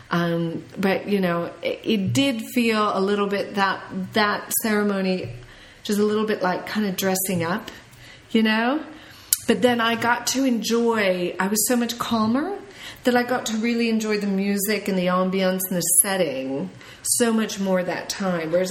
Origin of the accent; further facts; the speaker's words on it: United States; I can tell immediately when the airplane lands and I'm in an American airport by the waistline of everyone I see. I'm like, my God, we are fat.